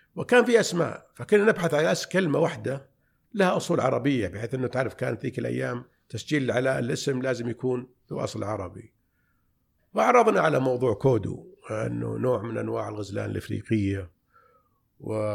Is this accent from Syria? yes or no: no; Riyadh, Riyadh Province, Saudi Arabia; من مواليد الرياض عام 1377 يعني 1958 نشأت في في بالرياض